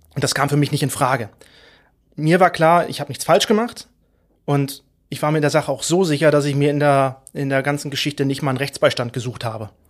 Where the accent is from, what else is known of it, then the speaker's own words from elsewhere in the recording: Mecklenburg-Vorpommern, Germany; now in Berlin, Germany; ich bin stolzer Mecklenburger und lebe und arbeite in Berlin